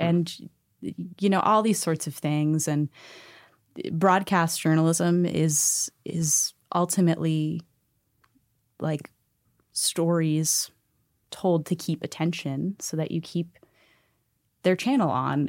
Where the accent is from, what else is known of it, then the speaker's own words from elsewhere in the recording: Pittsburgh, Pennsylvania, United States; I'm from Pittsburgh